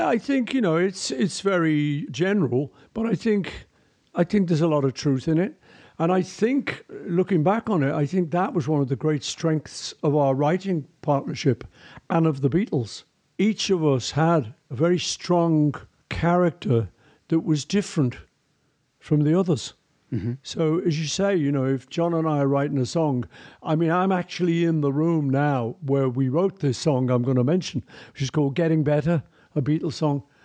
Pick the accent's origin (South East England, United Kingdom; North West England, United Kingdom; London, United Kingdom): North West England, United Kingdom; Liverpool; I'm from Liverpool